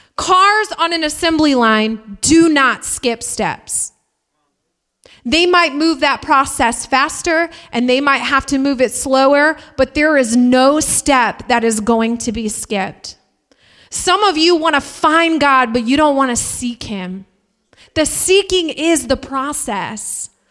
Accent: Indiana, United States; We're from Indiana. People chop wood there.

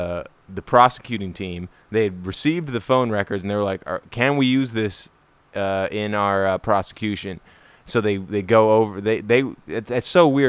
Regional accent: South Africa; I'm South African

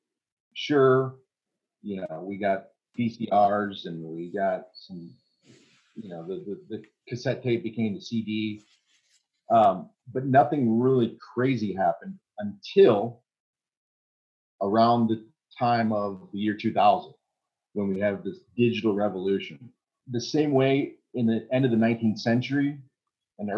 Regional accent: United States; I'm American

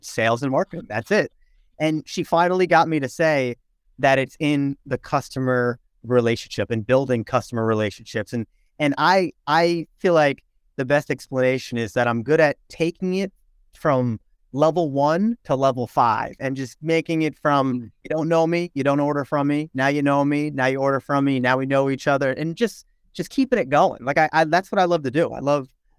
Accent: Pearl River, New York, United States; also born or lived in Lawrenceville, New Jersey; I grew up in Pearl River, New York

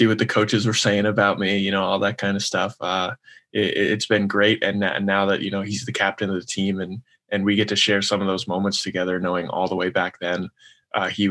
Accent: Franklin Lakes, New Jersey, United States; I'm from Franklin Lakes, New Jersey.

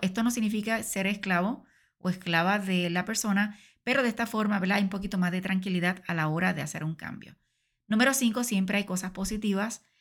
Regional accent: Puerto Rico; en mi país, Puerto Rico

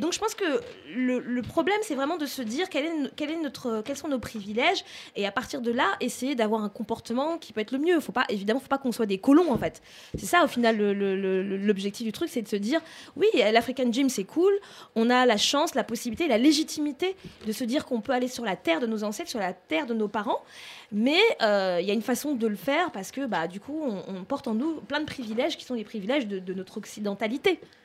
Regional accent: France; on est français, on a grandi ici

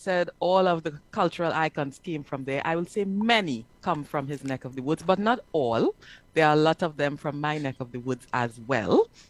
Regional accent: San Fernando, Trinidad & Tobago; now in Georgia, United States; I am originally from Trinidad and Tobago

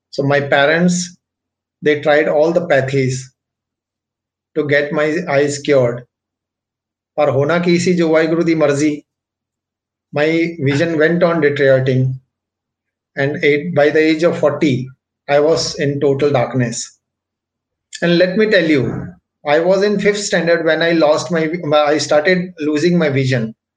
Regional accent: Mumbai, Maharashtra, India; also born or lived in Delhi; I was born in Delhi, but at the age of 5, my parents migrated to Mumbai and I had to come to Mumbai with them

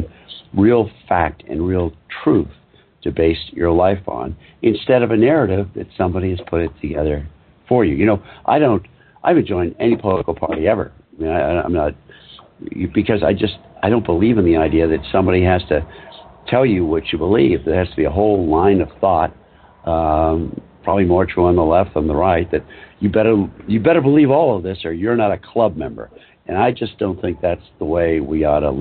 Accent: Massachusetts, United States; I grew up in Massachusetts, and it was a hard scramble place to grow up.

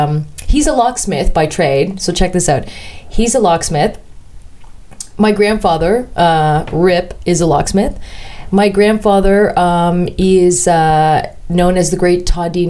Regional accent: Oak Ridges, Ontario, Canada; also born or lived in North York; I grew up in a town called Oak Ridges, first in North York, and then we moved further north to Oak Ridges

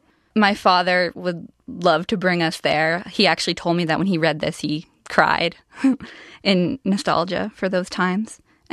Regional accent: Vienna, Virginia, United States; I'm from Vienna, Virginia. I'm a high school sophomore. Vienna is a great town. It's got a lot of history. It was founded in the mid-1800s. A battle of the Civil War occurred there, and it's just a really interesting place to live.

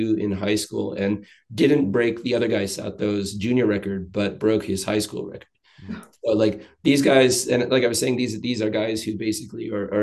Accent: Canada; now in Japan; as a Canadian

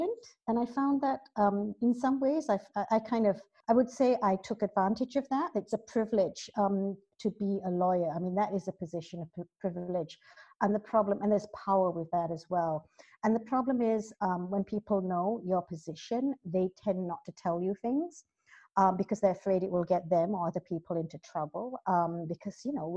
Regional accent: Malaysia; moved away as an adult; now in London, United Kingdom; I was born here in London, but I've spent most of my life both schooling and working in Malaysia

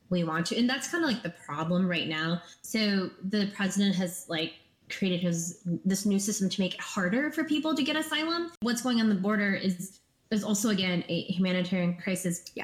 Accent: Minnesota, United States; Because growing up in Minnesota, um, you know, so many people were getting ready to, like prepare for the new refugee families to come and stuff

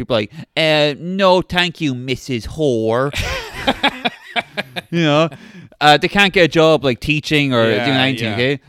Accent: Ohio, United States; born there; I was born in Ohio.

